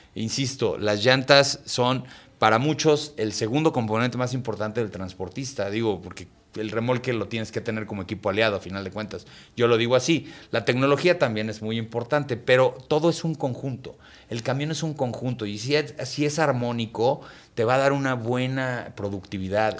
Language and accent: Spanish; Mexico